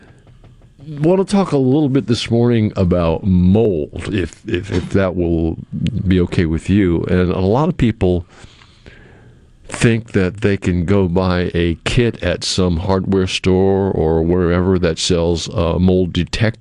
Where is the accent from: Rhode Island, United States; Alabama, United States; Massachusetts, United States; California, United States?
Massachusetts, United States; now in Mississippi, United States; I was born in Massachusetts